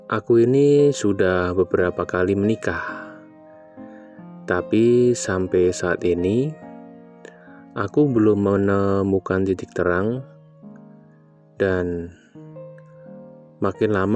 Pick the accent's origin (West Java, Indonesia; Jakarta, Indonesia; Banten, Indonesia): West Java, Indonesia; Bandung; Aku saat ini berusia 26 tahun Aku berasal dari Kota Kembang.